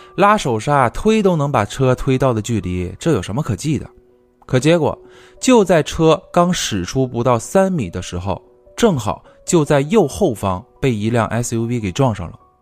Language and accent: Chinese; the South, southern China, China; now in northern China; 我小时候在南方啊，我记得那边都是用那种大红桶去烧的